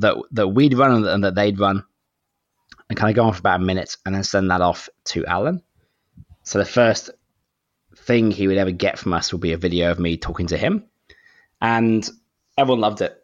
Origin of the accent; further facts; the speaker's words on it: United Kingdom; moved away as an adult; now in Sydney, Australia; I'm actually British, but I live in Sydney, Australia. So I've been here for maybe 11, 12 years